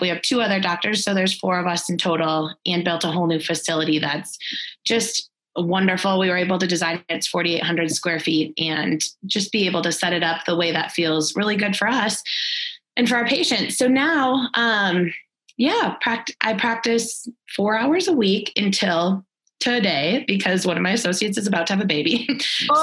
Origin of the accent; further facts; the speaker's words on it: Minnesota, United States; moved away as an adult; also born or lived in Texas; now in Fort Collins, United States; we're both originally from Minnesota